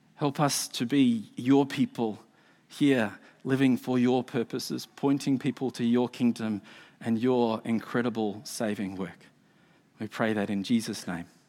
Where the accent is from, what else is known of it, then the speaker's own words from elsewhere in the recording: Australia; now in New Zealand; I'm an Australian.